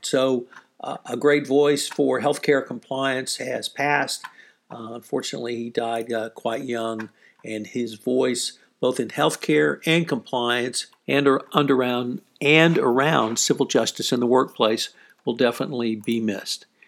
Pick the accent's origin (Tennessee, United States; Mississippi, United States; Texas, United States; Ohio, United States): Texas, United States; Houston; my hometown of Houston, Texas